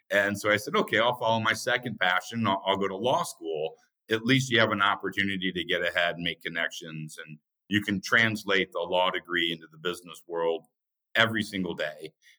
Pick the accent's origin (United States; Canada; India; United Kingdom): United States; Indiana; Yeah, it's very simple upbringing. We grew up in a house with 6 people.